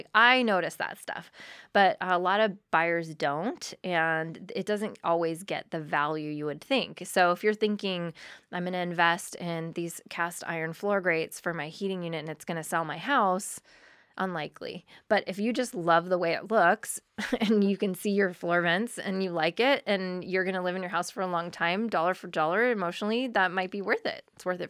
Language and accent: English; Burbank, California, United States; now in Humboldt, United States; which is where I grew up in Southern California, in Burbank. And it's so cookie cutter.